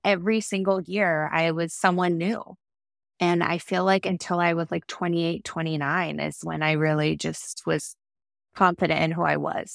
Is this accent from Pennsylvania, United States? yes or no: no; Orange, California, United States; also born or lived in San Francisco / Los Angeles; grew up in Orange, California, so a little bit inland of where we live now by the coast